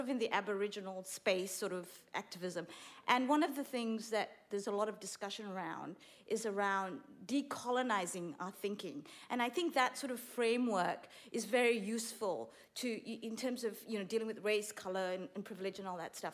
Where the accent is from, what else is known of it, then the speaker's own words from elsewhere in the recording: Malaysia; now in Australia; I'm a Malaysian in exile